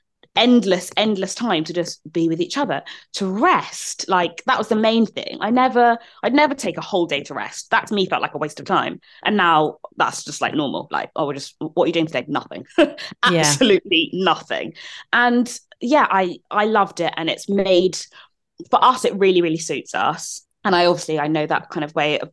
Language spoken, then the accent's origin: English; London, United Kingdom; moved away; I grew up in South London